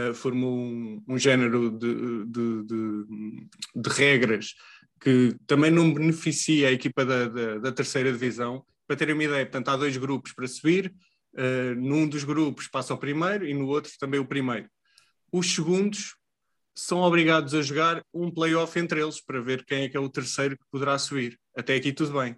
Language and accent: Portuguese; Leiria, Centro, Portugal; eu sou de Leiria